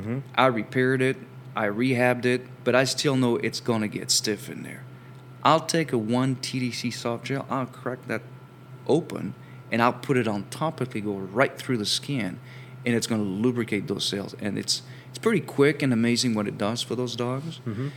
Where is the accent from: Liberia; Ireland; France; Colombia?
France; English is a second language; now in United States; while I have an accent, I'm actually from France originally.